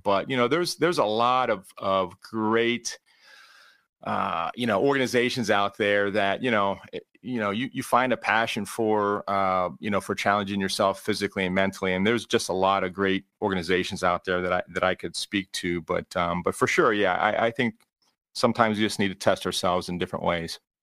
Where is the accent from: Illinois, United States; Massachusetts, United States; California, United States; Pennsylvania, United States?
Pennsylvania, United States; Pittsburgh; now in Cleveland, United States; I am originally from the Pittsburgh area